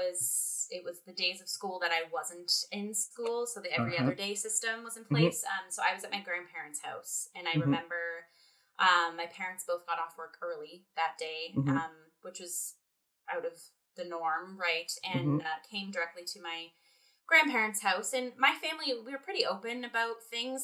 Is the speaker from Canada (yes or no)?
yes; Windsor, Ontario, Canada; I grew up in Windsor, Ontario, so I'm a border city kid.